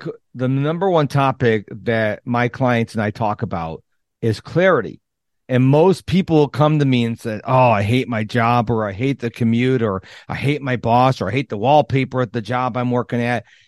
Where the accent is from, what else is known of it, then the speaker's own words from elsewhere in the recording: Rochester, New York, United States; I grew up in Rochester, New York